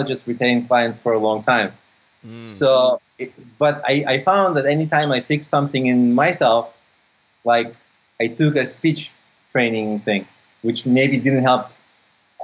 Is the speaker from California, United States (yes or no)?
yes; San Francisco, California, United States; also born or lived in Odessa, Ukraine; I grew up in the States. I grew up in San Francisco.